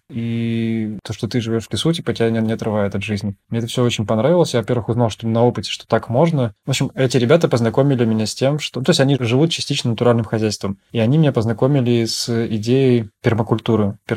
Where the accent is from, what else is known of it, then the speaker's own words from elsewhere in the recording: Saint Petersburg, Russia; Я вообще сам из Питера. Жил тогда в Питере